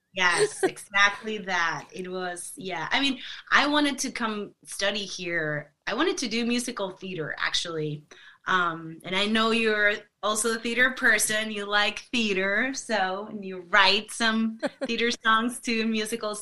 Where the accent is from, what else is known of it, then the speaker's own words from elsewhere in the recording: Monterrey, Nuevo León, Mexico; moved away; Monterrey, Monterrey, which is mm. my hometown where I'm from